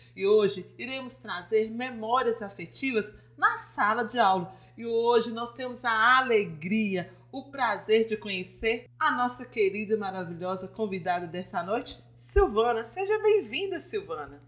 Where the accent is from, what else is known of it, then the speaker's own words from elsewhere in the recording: Nova Era, Minas Gerais, Brazil; nós somos mineiras aqui de Nova Era